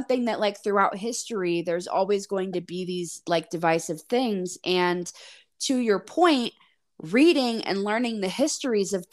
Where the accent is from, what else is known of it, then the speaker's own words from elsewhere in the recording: United States; growing up in the States